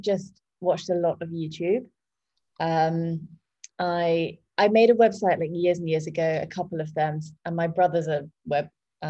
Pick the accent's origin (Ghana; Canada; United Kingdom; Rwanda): United Kingdom; England; moved away as an adult; now in Bali, Indonesia; I'm from England originally. I've been in Bali for 2 years.